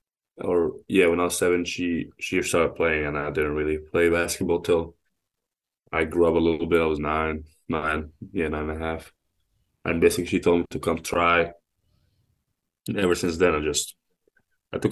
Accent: Egypt; now in United States; growing up in Egypt

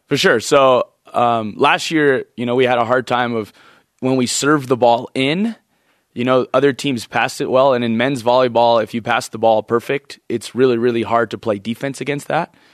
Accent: Hawaii, United States; moved away; we're from Hawaii, so we kinda have this, like, laid back feel to us

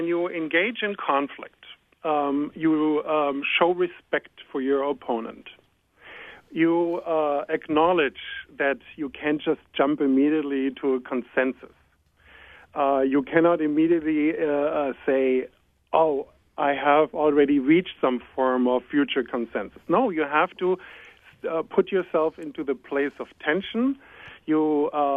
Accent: Germany; now in United States; I come from Germany

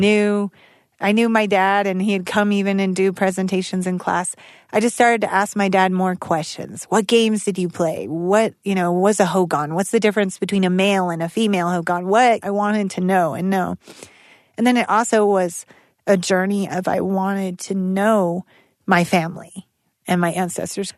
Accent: United States; moved away; also born or lived in Albuquerque; I was born in Tonanarivo, Dizze, and lived as a small child in Dene Becaya

